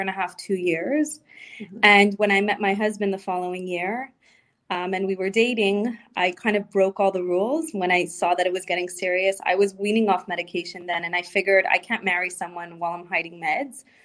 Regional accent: Montreal, Quebec, Canada; moved away as an adult; also born or lived in Florida; we moved on and moved back to Montreal, to my hometown

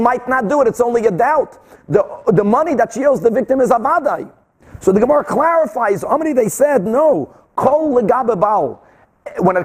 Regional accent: Brazil; moved away; I grew up like that in Brazil. My father was constantly selling

